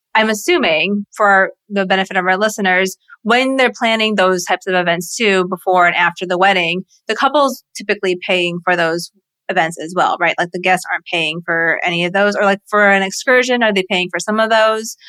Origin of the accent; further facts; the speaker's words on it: southern Virginia, United States; I grew up in Virginia in like the southern part of Virginia